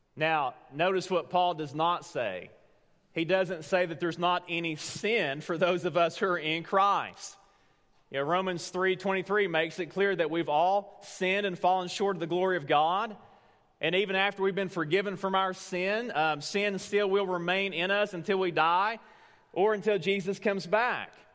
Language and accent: English; Tellico Plains, Tennessee, United States; moved away; Teleco Plains, Tennessee, right now. That's my hometown